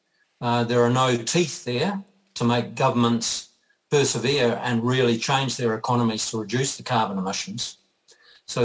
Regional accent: New Zealand; I'm also a Kiwi bloke.

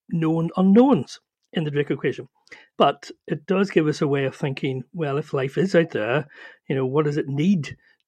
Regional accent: Northern Ireland, United Kingdom; as you can probably hear, I'm from Ireland, from Northern Ireland

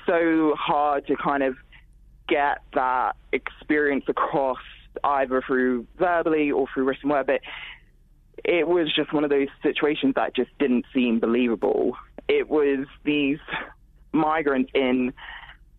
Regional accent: Nigeria; moved away; I'm also originally from Nigeria

